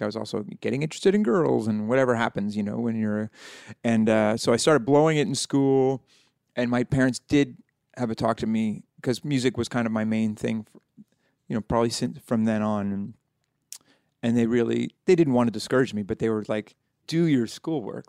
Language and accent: English; Halifax, Nova Scotia, Canada; I'm, uh, from Halifax, Nova Scotia